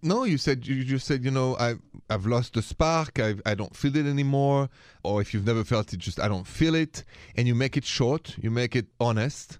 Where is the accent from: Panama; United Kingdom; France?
France; now in United States; from France originally